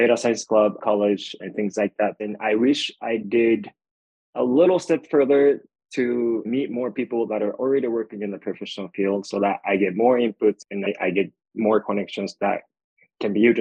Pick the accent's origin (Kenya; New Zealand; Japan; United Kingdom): Japan; moved away as an adult; now in United States; I was born and raised in Japan.